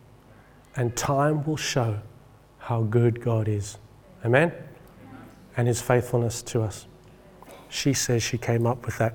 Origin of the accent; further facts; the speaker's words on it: England, United Kingdom; I'm speaking as an Englishman